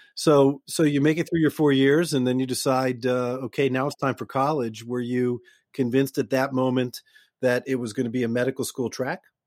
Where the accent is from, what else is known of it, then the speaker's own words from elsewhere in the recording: Boston, Massachusetts, United States; I'm from Boston